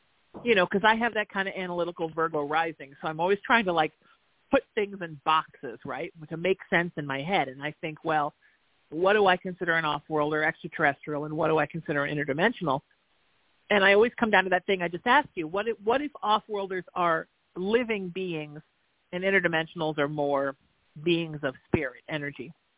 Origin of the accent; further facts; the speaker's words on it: Southern California, United States; also born or lived in Connecticut; since I've moved back to my hometown in Southern California